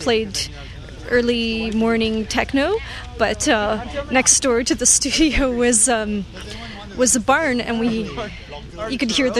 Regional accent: Transylvania, Romania; now in Vancouver, Canada; Before I moved to Vancouver, I'm Romanian from Transylvania.

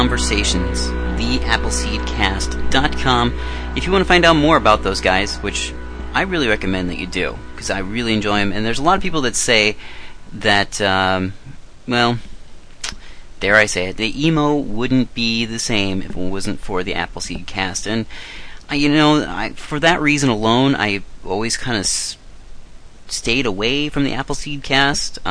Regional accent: Chicago, Illinois / Lake Villa, United States; my hometown, Chicago, Illinois, Lake Villa, Illinois

